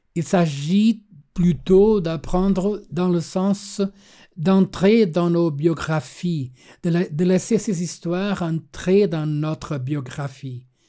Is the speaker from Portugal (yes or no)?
yes; Lagos, Algarve, Portugal; also born or lived in Berlin, Germany; Je suis né ici au Portugal, dans une famille désilée à cause de la guerre coloniale et des guerres de libération